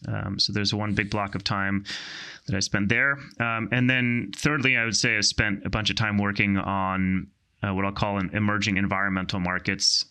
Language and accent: English; outside Philadelphia, Pennsylvania, United States; I grew up in, um, the great state of, great Commonwealth of Pennsylvania, um, outside, outside, uh, Philadelphia